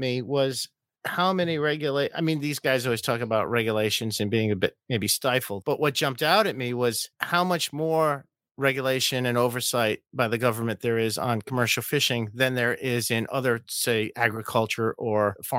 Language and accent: English; Rhode Island, United States; I'm from Rhode Island.